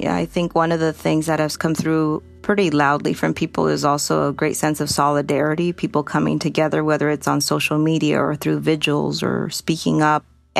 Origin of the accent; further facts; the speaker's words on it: El Salvador; now in Los Angeles, United States; I was born in El Salvador.